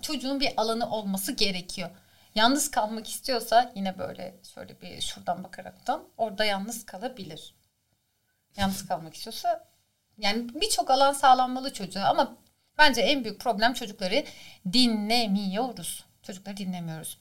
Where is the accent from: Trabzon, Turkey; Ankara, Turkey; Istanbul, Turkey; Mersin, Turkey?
Istanbul, Turkey; moved away as an adult; doğma büyüme İstanbul Şişli Etfar'da doğmuşum.